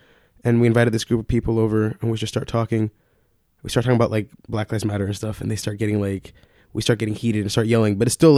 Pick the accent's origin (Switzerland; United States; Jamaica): United States; Austin, Texas; Yeah, I was born in Austin.